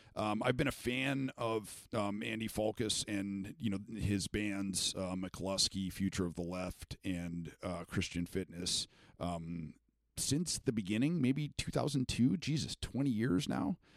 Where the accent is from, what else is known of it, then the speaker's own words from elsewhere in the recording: Canada; moved away; I was born in Canada